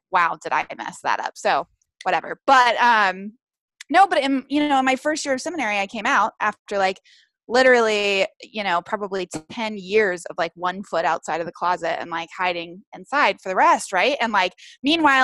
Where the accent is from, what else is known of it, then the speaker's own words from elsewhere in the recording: the South, United States; growing up in the South